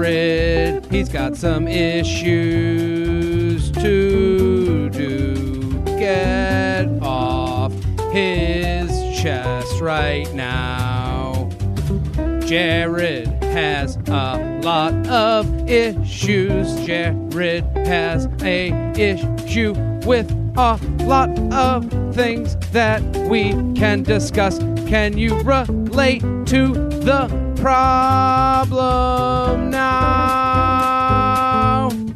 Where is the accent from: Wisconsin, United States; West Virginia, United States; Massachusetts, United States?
Massachusetts, United States; Needham; like I'm from Needham, which is outside of Boston.